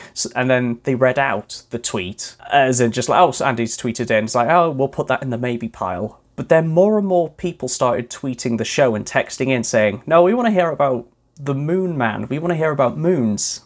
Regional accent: Wales, United Kingdom; my hometown in Wales.

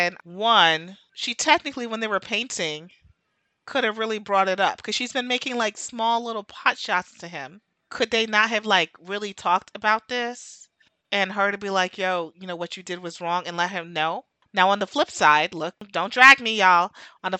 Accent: United States; I'm from America

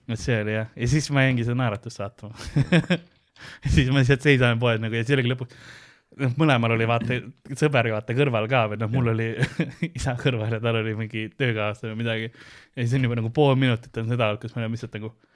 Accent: Estonia; ma olen eestlane

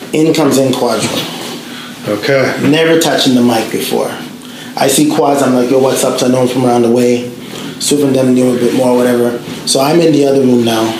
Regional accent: Toronto, Ontario, Canada; moved away as an adult; also born or lived in Australia / New Zealand; I'm from Toronto

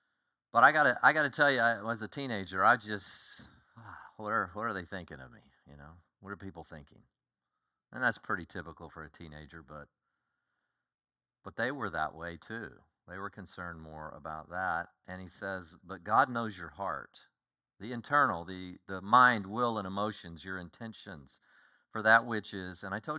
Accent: Colorado, United States; born there; also born or lived in Oklahoma / Kansas / Texas; I was born in Colorado. We lived in two different places in Colorado. Moved all over Texas.

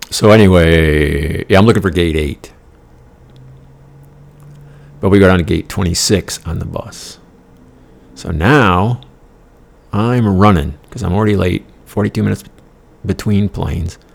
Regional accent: Denmark; now in United States; this is all a moot point because my country of origin was Denmark.

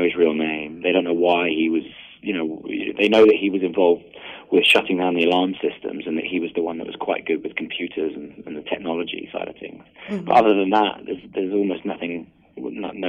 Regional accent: United Kingdom; I'm British

